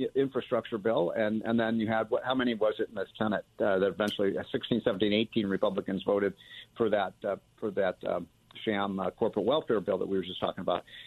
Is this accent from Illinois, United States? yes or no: yes; Chicago, Illinois, United States; I'm from Chicago